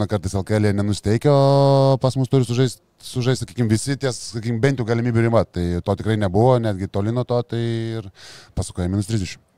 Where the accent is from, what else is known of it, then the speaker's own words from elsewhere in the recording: Lithuania; mes lietuviai